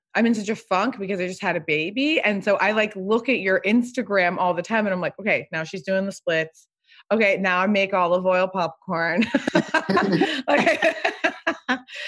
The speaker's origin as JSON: {"language": "English", "town": "Pasadena", "region": "California", "country": "United States", "tie": "born or raised there", "also_born_or_lived": "New York City", "moved": "as an adult", "said": "I live in the house I grew up in Pasadena"}